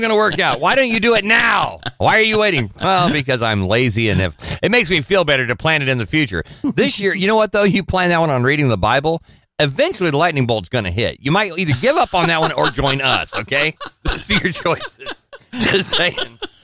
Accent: Orange County, Southern California, United States; now in Alabama, United States; I am from Southern California

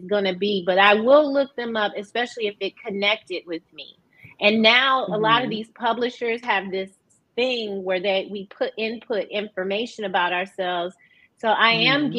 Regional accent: Detroit, Michigan, United States; also born or lived in Atlanta / Northern California; I am from Detroit

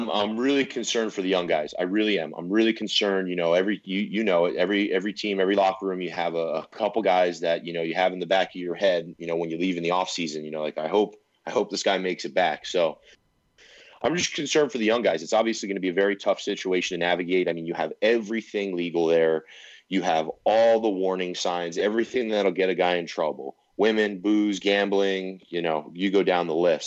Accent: West Coast, United States; growing up on the West Coast

